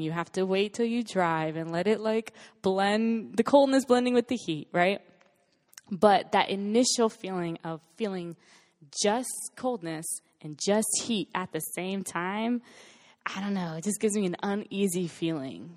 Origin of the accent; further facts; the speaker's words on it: West Palm Beach, Florida, United States; moved away as an adult; now in Los Angeles, United States; I'm from West Palm Beach, Florida. And, um, grew up there for eighteen years of my, actually twenty-three years of my life